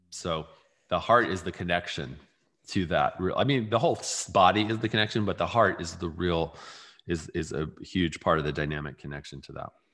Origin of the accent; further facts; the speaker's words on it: California, United States; I grew up in California